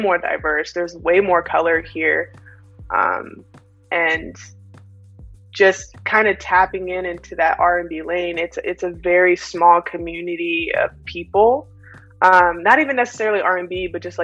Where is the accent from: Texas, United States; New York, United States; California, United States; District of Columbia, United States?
Texas, United States; Austin; I grew up in Austin